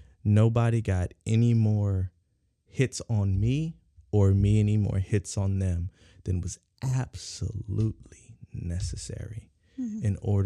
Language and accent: English; San Diego, California, United States; You know, growing up in San Diego, California is, SoCal is gang heavy.